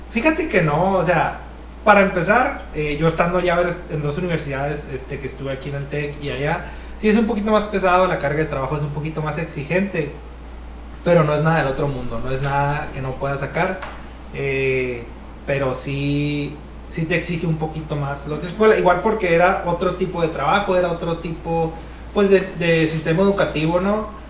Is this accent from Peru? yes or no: no; Navajoa, Sonora, Mexico; also born or lived in Mexico City; now in Hermosillo, Mexico; también somos de Navajoa, somos de un ranchito